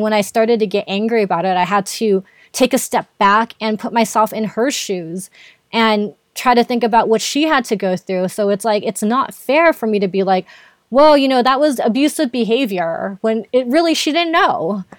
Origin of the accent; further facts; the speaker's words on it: Philippines; being Filipino